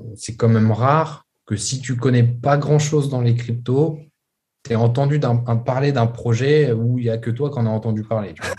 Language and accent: French; France; moi, en tant que Français